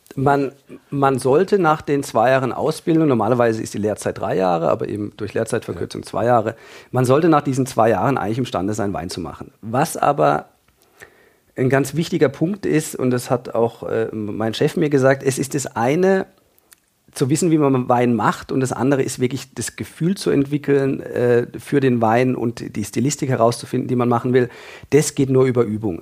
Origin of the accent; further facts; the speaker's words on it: Freiburg, Baden-Württemberg, Germany; Ich komme aus Freiburg in Süddeutschland